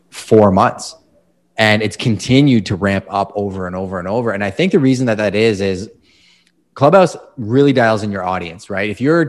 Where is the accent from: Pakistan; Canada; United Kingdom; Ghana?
Canada; Hockey. Come on. Yeah. I'm Canadian.